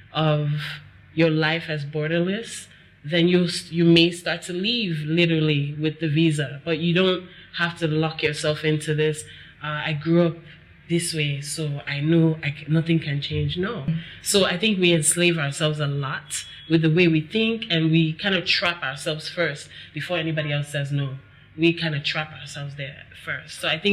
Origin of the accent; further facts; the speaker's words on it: Nigeria; I think that also growing up in Nigeria, from what I've experienced with people, we and they, I can say we because I'm here too